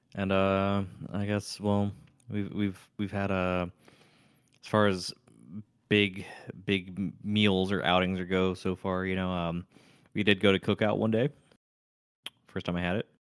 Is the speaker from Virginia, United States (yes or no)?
no; California, United States; moved away as an adult; now in Tennessee, United States; I was from California.